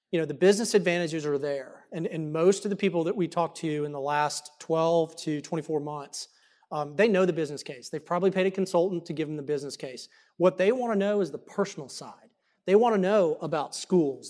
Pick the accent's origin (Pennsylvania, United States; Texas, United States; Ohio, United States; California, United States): Texas, United States; Dallas; I was born and raised here in this great state, uh, right here in Dallas